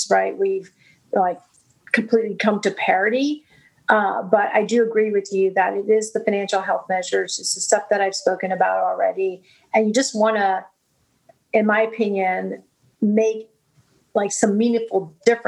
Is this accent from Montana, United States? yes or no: no; Brownsville, Texas, United States; I grew up in Brownsville, Texas, where the tallest building was three stories